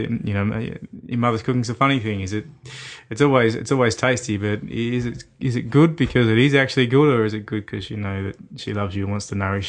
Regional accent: Victoria, Australia; also born or lived in Bendigo, Australia; All over country Victoria. I'm well and truly Victorian, but, you know, I was born in Bendigo in central Victoria, but, you know, I travelled a lot as a child

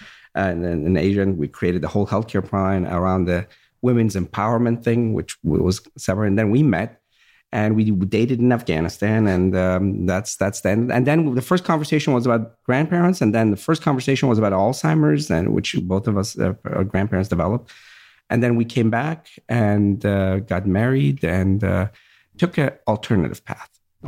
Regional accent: Virginia, United States; My grandfather, same thing. We grew up in Virginia, and I remember we had a farm

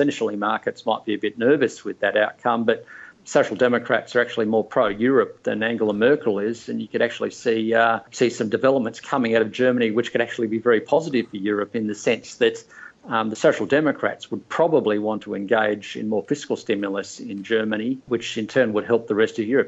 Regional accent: Australia

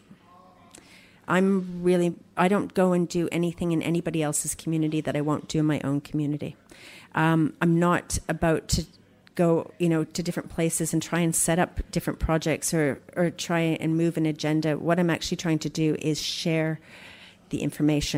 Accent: Canada; now in Melbourne, Australia; I'm Canadian

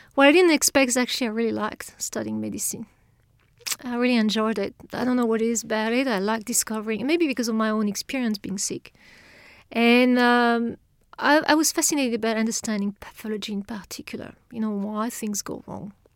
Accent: France; accent: French; English is a second language; moved away as an adult; now in Australia; I, I come from France, but you can tell from the accent, I'm sure

